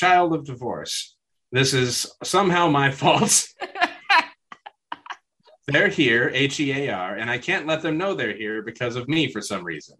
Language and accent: English; the Midwest, Kansas, United States; I'm from the Midwest